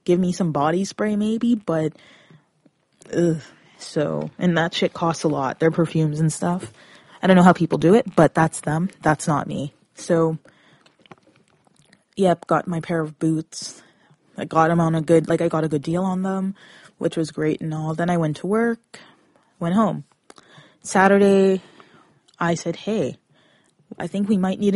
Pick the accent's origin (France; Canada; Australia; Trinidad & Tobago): Canada; Brampton area, Peel region, Mississauga, Ontario; I come from Brampton area, Peel region, Mississauga